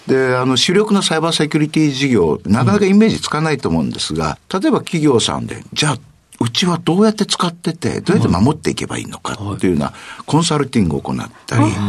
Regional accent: Kitakyushu, Fukuoka, Japan; moved away as an adult; also born or lived in Kumamoto; now in Tokyo, Japan; 北九州市で生まれまして、はいで、高校まで北九州市で育ちました

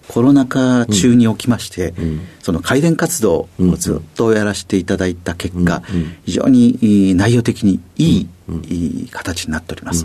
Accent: Fukui, Japan; 出身は福井県でございます

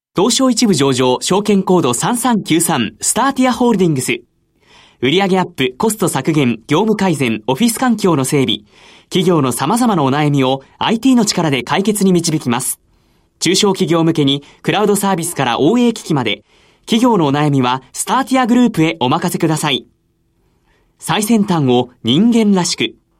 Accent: Nagasu, Kumamoto, Japan; 熊本県の長洲町という田舎町です

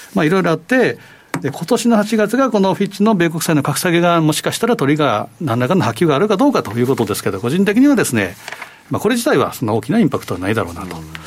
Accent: Osaka, Japan; 私も生まれ育ち大阪なんですけ

